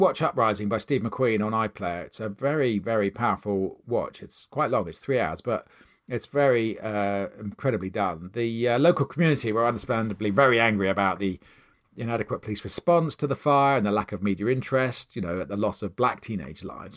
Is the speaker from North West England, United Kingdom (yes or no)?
no; Maidenhead, South East England, United Kingdom; growing up in Maidenhead